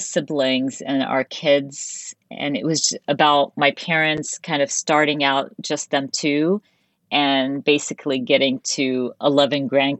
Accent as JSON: {"language": "English", "country": "United States", "also_born_or_lived": "Dubai", "said": "So today I'm always, the first thing I say, I'm Arab American, and I'm very mm-hmm. proud of it."}